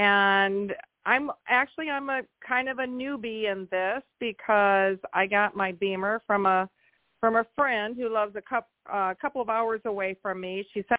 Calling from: Iowa, United States; from Iowa.

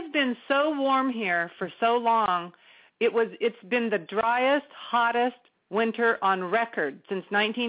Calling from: Chico, California, United States; I'm in Chico, California, where I live.

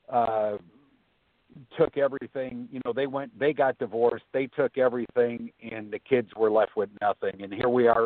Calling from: Florida, United States; I'm calling from Florida.

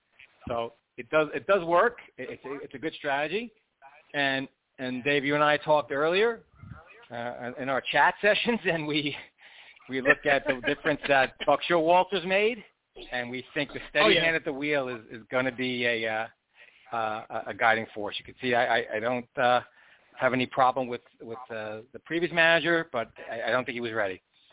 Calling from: New Jersey, United States; I'm calling from New Jersey because my dear friend David moved and didn't tell me.

